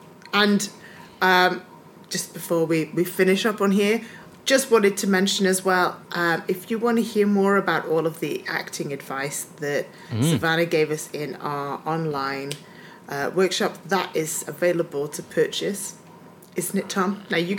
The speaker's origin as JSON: {"language": "English", "region": "Scotland", "country": "United Kingdom", "tie": "born or raised there", "said": "I grew up in Scotland, just so you know. It's not like me taking the mick out of an accent."}